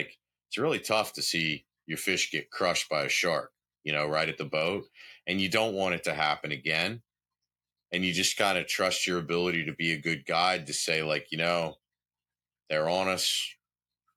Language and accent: English; the South, United States; growing up in the South and being from the South